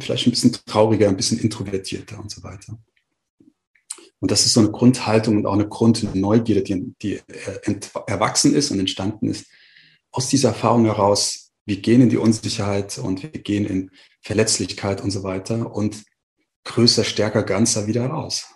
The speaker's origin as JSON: {"language": "German", "town": "Frankfurt", "region": "Hesse", "country": "Germany", "also_born_or_lived": "Marburg", "said": "ich gehe zurück nach Frankfurt, wo ich hergekommen bin oder wo ich herkomme und wo ich gelebt habe in dem Moment"}